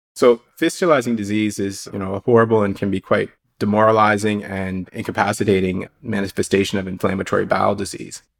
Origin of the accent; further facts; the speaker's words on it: Halifax, Nova Scotia, Canada; also born or lived in Calgary / Los Angeles; I'm working out of Dartmouth General Hospital in Halifax, Nova Scotia. It's my hometown, so I'm a blue noser, born and raised in Nova Scotia.